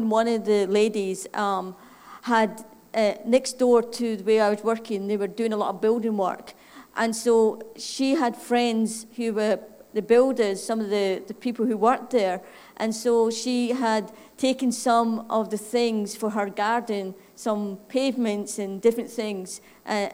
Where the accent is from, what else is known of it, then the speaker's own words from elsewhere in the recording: Scotland, United Kingdom; accent: Scottish; moved away; My funny accent, in case somebody wants to figure out, is Scottish